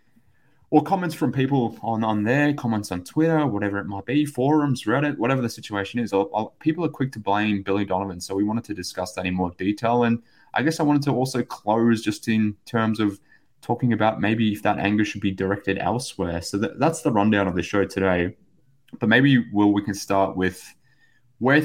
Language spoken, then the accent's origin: English; Australia; from Australia